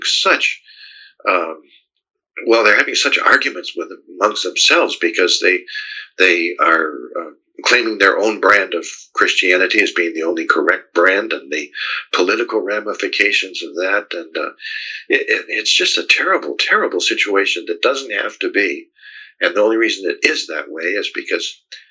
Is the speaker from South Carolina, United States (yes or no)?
yes; South Carolina, United States; the people of my home state here in South Carolina